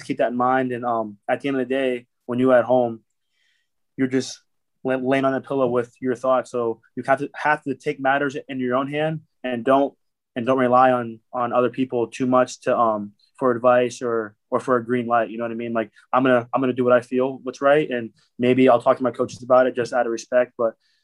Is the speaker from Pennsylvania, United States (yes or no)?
yes; Erie, Pennsylvania, United States; I have a good support back home in Erie. I'm from Pennsylvania